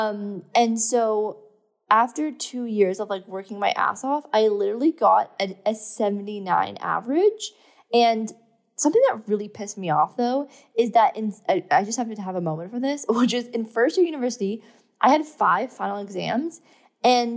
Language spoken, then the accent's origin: English; Thornbury, Ontario, Canada; moved away; also born or lived in London, Ontario; I'm not from London, Ontario, by the way. I'm from an even smaller town called Blue Mountain, well, London's actually quite big, but I'm from like Thornbury, Collingwood area